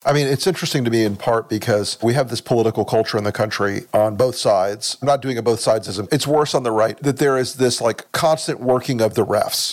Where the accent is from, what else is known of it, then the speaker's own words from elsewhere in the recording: Tampa, Florida, United States; I grew up in Tampa, Florida.